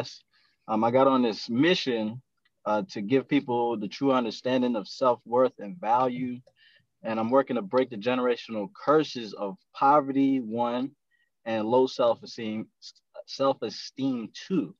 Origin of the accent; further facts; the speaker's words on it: Eastern Shore of Maryland, United States; now in Anne Arundel County, United States; where I'm from the Eastern Shore of Maryland. I kind of navigated my way over here to Anne Arundel County